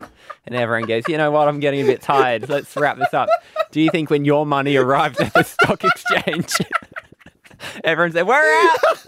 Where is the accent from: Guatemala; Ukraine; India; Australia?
Australia; we are Australians in Australia doing a podcast.